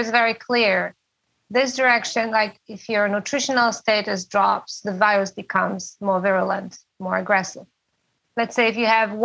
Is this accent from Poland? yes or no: yes; Poland; now in San Juan Island, United States; I'm from Poland